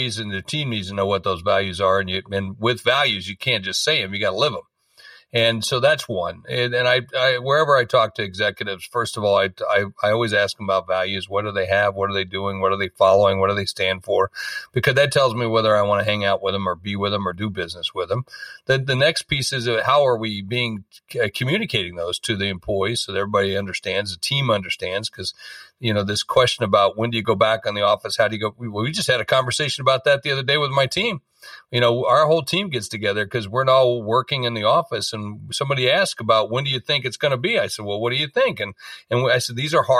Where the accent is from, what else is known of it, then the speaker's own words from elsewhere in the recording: South Dakota, United States; I'm from South Dakota